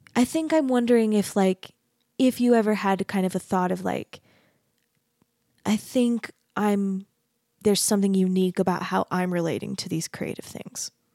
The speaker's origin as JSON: {"language": "English", "region": "Arizona", "country": "United States", "tie": "born or raised there", "also_born_or_lived": "Texas / Utah", "moved": "as an adult", "lives_now": "Salt Lake City, United States", "said": "I grew up in Arizona"}